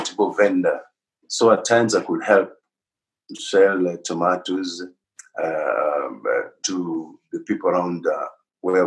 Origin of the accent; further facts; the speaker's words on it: Nairobi, Kenya; Born and bred in Nairobi